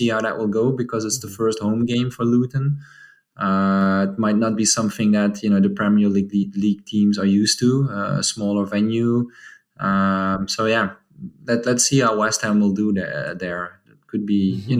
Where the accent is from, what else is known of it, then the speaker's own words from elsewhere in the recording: Maastricht, Limburg, Netherlands; this is actually my hometown team. It's called MVV Maastricht.